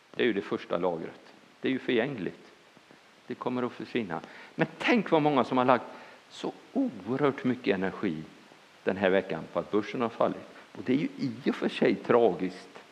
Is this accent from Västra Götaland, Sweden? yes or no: yes; Bohuslän, Västra Götaland, Sweden; jag är bohuslänning